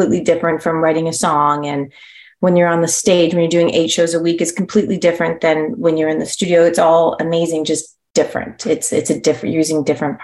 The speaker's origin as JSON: {"language": "English", "town": "Toronto", "region": "Ontario", "country": "Canada", "tie": "born or raised there", "moved": "yes", "lives_now": "California, United States", "said": "I was in Toronto, Ontario."}